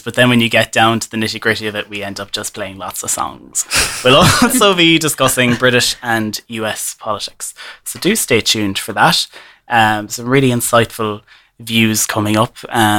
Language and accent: English; Killarney, Munster, Ireland; I'm proud Killarney man.